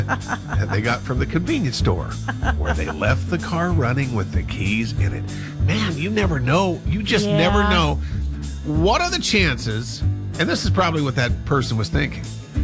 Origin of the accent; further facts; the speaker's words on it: Montana, United States; I did grow up in Montana, but, you know, I mean, there's different ways of growing up in Montana.